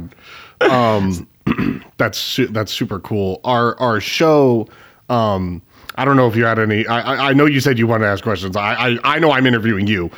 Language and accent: English; Spokane, Washington, United States; my hometown of Spokane, Washington